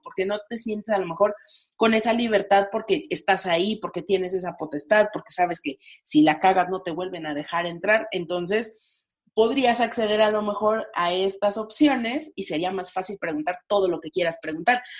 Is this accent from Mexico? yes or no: yes; Mexico; como mexicanos